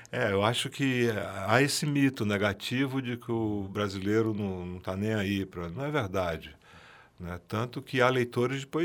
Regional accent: Brazil; Eu sou brasileiro e amo ler.

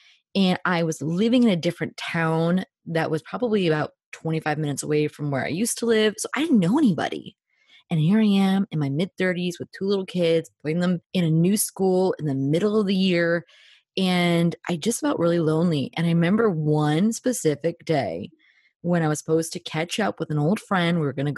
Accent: New Jersey, United States; moved away as an adult; also born or lived in Northern Ireland; Well, I am a Jersey girl.

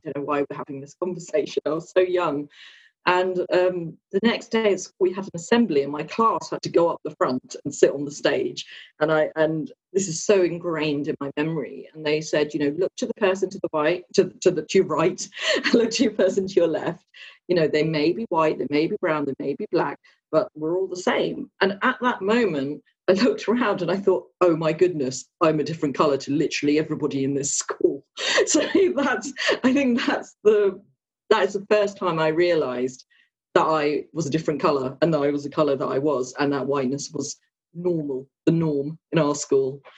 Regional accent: Luton area, East of England, United Kingdom; I was born here um, and live not too far from where I was born in Luton now

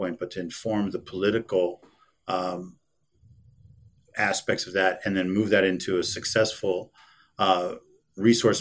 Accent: Pennsylvania, United States; also born or lived in New England; now in Los Angeles, United States; Growing up in Pennsylvania and New England, just was in awe of this landscape. Couldn't wait to get out west

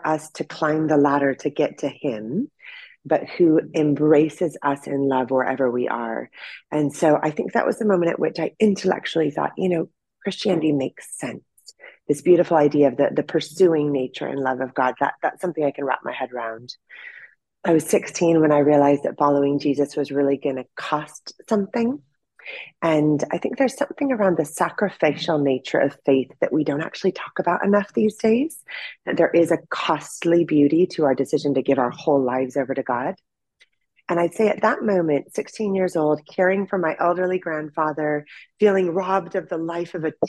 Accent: Orange County, California, United States; moved away; I grew up in Orange County, California

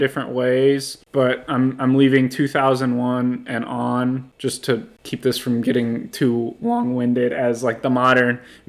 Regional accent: Houston, Texas, United States; Houston, my hometown.

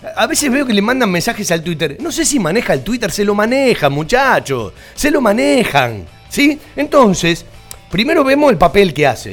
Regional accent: Banfield, Buenos Aires Province, Argentina; Yo nací en Banfield

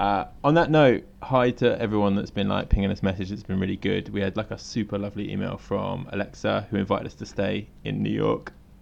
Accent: England, United Kingdom; now in Tokyo, Japan

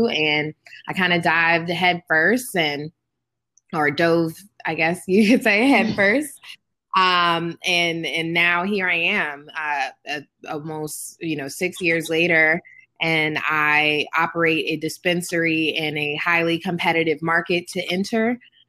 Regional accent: Maryland, United States; I was born and raised in Prince George's County, Maryland, where my store now currently is.

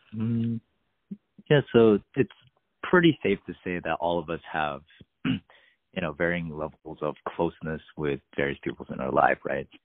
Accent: California, United States; being a Californian

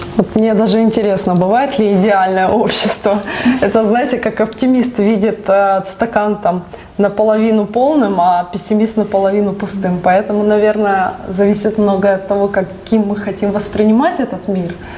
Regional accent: Donetsk, Donetsk Oblast, Ukraine; Я родилась в Донецке

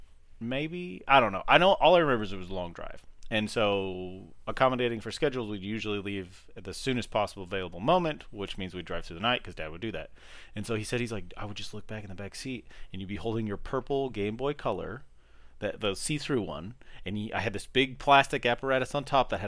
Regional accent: United States; in the time period we grew up in America, there wasn't a good, like, what's the word, like, avenue to find these things.

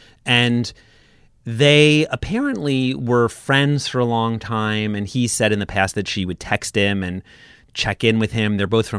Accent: Brooklyn, New York, United States; I'm from Brooklyn.

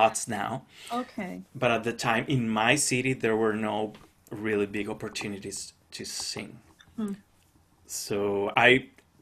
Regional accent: Cali, Valle del Cauca, Colombia; first language Spanish; English is a second language; moved away; I grew up in Cali

